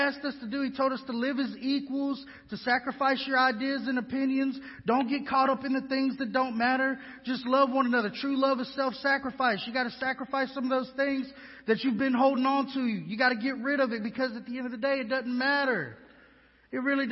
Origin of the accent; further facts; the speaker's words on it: Houston, Texas, United States; now in West Monroe, United States; I'm from Houston, Texas, been on my own since I was 13.